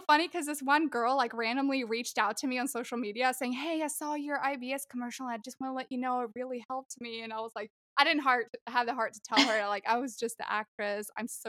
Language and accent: English; Sweden; moved away as an adult; also born or lived in Long Island, New York, United States; I lived there until I was 3 and a half, and then we moved to Sweden. And that's where I grew up, man. I was there from when I was 3 and a half to 19. So in 2010, which totally gives away my age. I'm 30 this year.